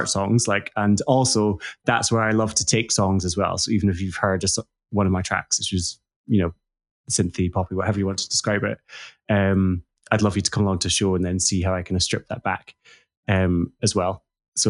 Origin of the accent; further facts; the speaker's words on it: central Scotland, United Kingdom; So I grew up in Scotland. So central Scotland, in like a small village in rural central Scotland.